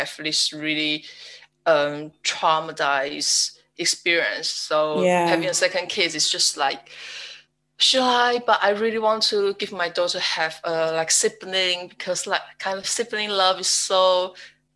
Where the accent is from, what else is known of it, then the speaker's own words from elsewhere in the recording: Taiwan; English is a second language; now in United Kingdom; I'm from Taiwan and now live in UK with my husband